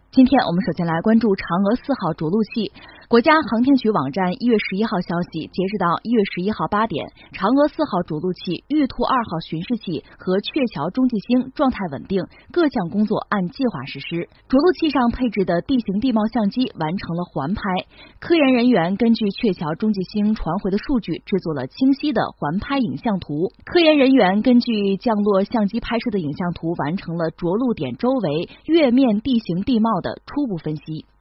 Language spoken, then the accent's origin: Chinese; China; 作为中国人